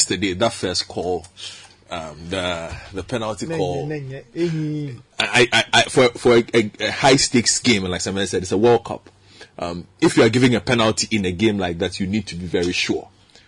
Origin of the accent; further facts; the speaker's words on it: Ghana; we are Ghanaian